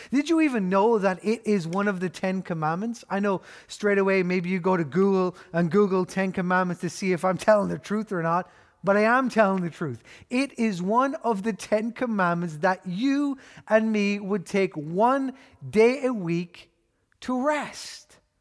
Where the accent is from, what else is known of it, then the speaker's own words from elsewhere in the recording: Ireland; We know this as Irish people 'cause we've grown up with the motto